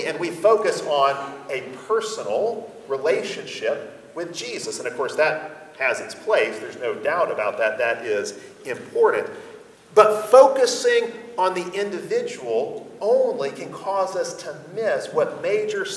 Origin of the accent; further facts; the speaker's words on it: United States; we as American Christians